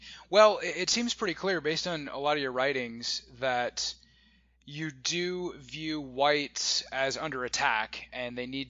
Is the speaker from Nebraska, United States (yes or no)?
yes; Nebraska, United States; moved away as an adult; also born or lived in California; I grew up in Nebraska. And I moved to California in 2009 after graduating from college, and I lived there for about 12 years, mostly in San Diego, but also about 5 years in Los Angeles area.